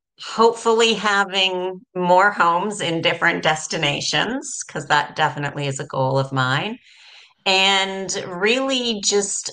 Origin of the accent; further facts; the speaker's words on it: Canada; moved away as an adult; I'm originally from Canada, as you said, but I left Canada in 2011. I've lived in five different countries